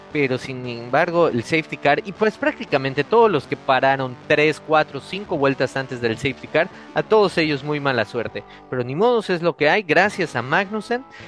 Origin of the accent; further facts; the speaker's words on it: Mexico; somos, somos mexicanos, somos latinos